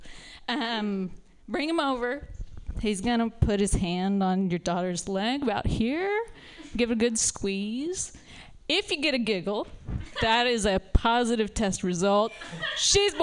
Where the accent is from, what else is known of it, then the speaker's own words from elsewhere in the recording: the Bible Belt, United States; moved away as an adult; now in San Francisco, United States; I'm from the Bible Belt